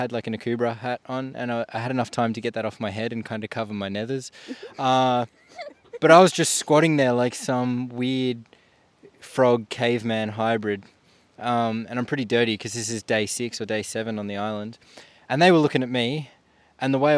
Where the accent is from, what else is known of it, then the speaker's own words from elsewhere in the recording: Melbourne, Victoria, Australia; now in Tasmania, Australia; I'm originally from Melbourne, Victoria